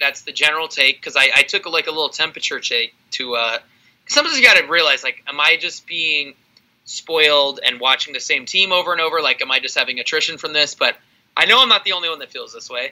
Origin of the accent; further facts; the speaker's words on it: California, United States; I'm from California.